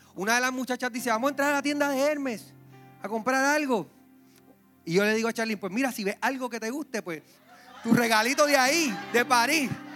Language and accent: Spanish; Puerto Rico; Recuerdo cuando pequeño, en Villa Palmera, la parte de abajo, Luisito, vivió conmigo allí